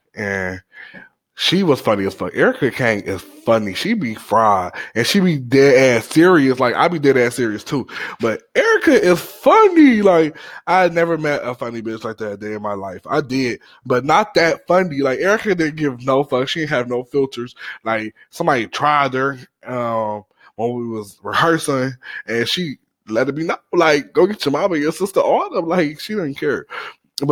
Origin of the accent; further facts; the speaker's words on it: Cleveland, Ohio, United States; I'm from Cleveland, Cleveland, Ohio, 216, The Land